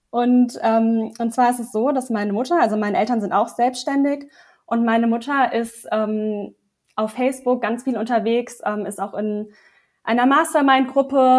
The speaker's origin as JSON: {"language": "German", "region": "Lower Saxony", "country": "Germany", "moved": "yes", "lives_now": "Bavaria, Germany", "said": "komme eigentlich aus Niedersachsen und wohne jetzt zurzeit"}